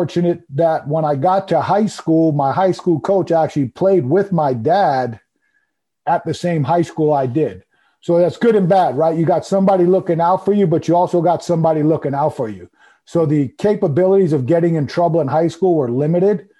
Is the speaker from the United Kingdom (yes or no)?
no; Long Island, New York, United States; I grew up on Long Island